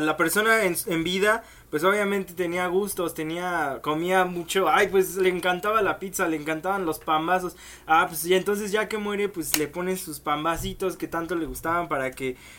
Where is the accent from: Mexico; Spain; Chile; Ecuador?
Mexico; como mexicano